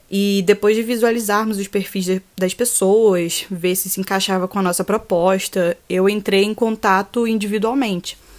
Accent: Rio de Janeiro, Brazil; eu sou carioca da Gema

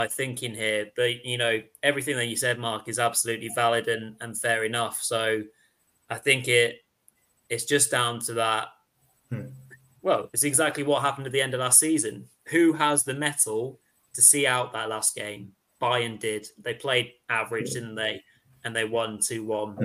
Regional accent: England, United Kingdom; as English chaps

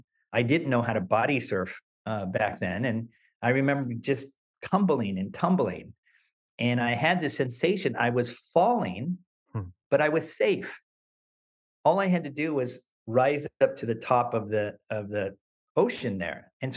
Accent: Los Angeles, California, United States; my parents first took me to a beach, Santa Monica Beach, and that was the closest beach to my hometown in Los Angeles.

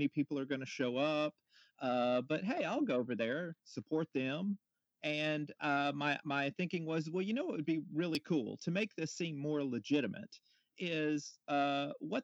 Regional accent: Montgomery, Alabama, United States; moved away as an adult; now in Chattanooga, United States; I grew up down in Montgomery, Alabama, and moved up here

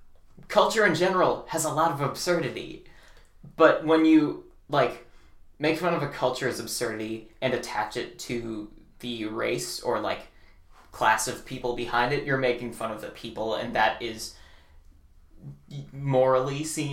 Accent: India; I'm Indian.

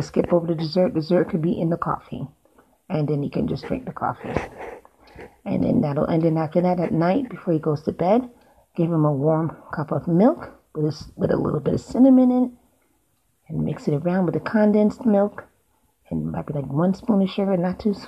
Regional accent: New York, United States; now in Florida, United States; I'm from New York

